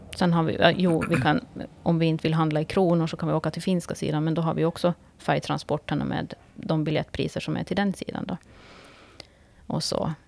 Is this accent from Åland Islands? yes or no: yes; Kvarnbo, Åland Islands; jag är född och uppvuxen i Kvarnbo